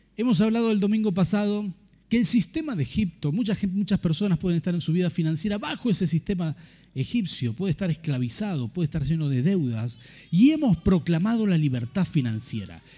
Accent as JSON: {"language": "Spanish", "town": "Rafaela", "region": "Santa Fe", "country": "Argentina", "tie": "born or raised there", "moved": "as an adult", "lives_now": "San Martín, Argentina", "said": "nosotros nacimos en Santa Fe, en Rafaela"}